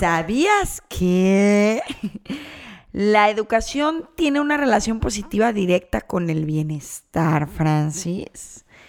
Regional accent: Guadalajara, Jalisco, Mexico; now in Canada; yo soy de Guadalajara, regreso a Guadalajara

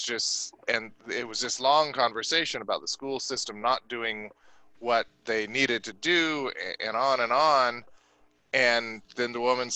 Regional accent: California, United States; I'm a Californian

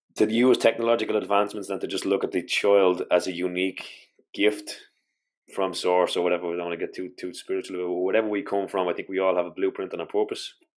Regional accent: Ireland; as an Irish culture

